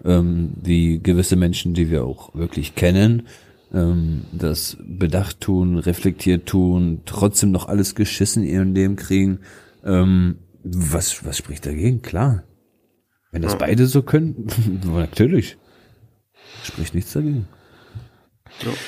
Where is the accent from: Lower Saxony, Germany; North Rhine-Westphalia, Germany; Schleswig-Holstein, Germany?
Lower Saxony, Germany; Wolfsburg; dreißig Jahre, ich komme aus Wolfsburg.